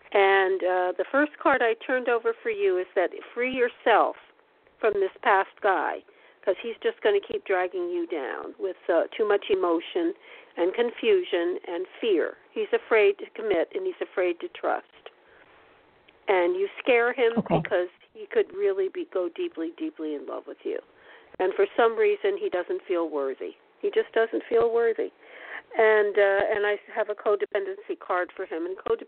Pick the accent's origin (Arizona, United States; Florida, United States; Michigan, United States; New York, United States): New York, United States; but I'm from the East Coast of Long Island. Long Island.